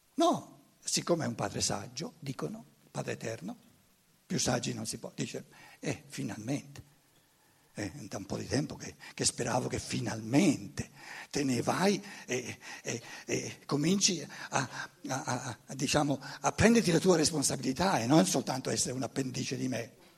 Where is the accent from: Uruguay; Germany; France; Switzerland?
Germany; Italian is a second language; moved away; Io sono tedesco